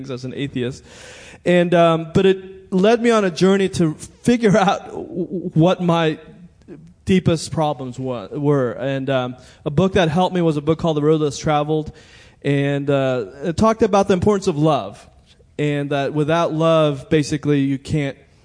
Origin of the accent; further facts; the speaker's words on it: Montgomery County, Maryland, United States; I went to high school in Montgomery County